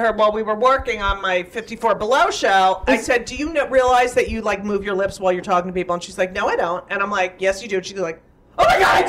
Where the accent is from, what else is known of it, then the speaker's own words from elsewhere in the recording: New Jersey, United States; I grew up in New Jersey a lot.